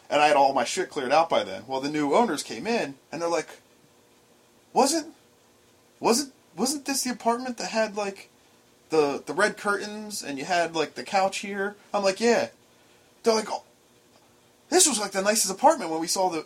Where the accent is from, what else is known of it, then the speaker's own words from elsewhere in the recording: Trenton, New Jersey, United States; growing up around the Trenton area